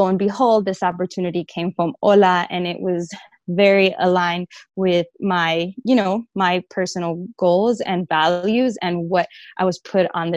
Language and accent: English; New York City, New York, United States; I grew up in the Bronx, New York